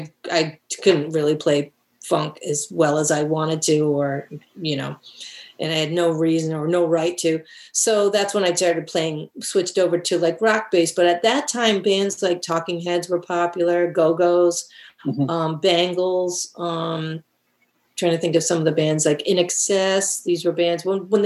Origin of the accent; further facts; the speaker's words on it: Barrington, United States; Yes, I would say that growing up in Barrington was great.